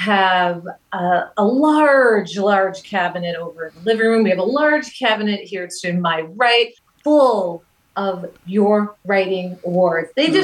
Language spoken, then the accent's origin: English; Merrillville, Indiana, United States; also born or lived in Nashville, Tennessee; My family moved to Maryville, Indiana in 1976, ooh, where my brother and I attended St. Peter and Paul School up until the eighth grade.